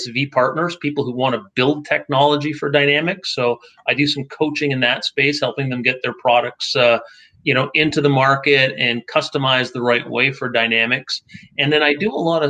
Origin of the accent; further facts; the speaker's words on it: Detroit, Michigan, United States; now in Toronto, Canada; I grew up outside of Detroit